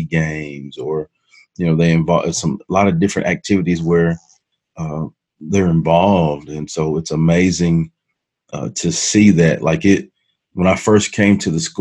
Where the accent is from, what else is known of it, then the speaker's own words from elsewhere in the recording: Hearne, Texas, United States; also born or lived in Dallas, Texas; Growing up in my family and in my hometown of Hearn, Texas